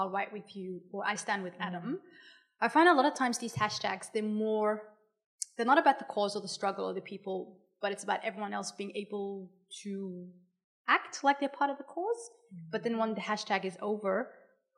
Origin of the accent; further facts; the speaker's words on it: Australia; As a non-Indigenous Australian